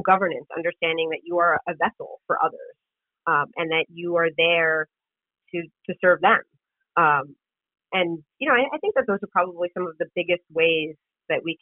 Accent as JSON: {"language": "English", "town": "New York City", "region": "New York", "country": "United States", "tie": "born or raised there", "said": "was born and raised in Queens. I live in Queens"}